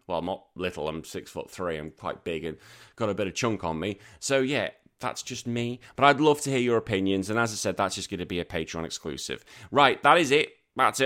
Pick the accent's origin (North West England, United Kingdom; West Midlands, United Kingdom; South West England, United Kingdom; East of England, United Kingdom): North West England, United Kingdom; Birkenhead; also born or lived in Liverpool; now in Australia; my hometown is Tranmere Rovers. That's my hometown. My home city is Liverpool and Everton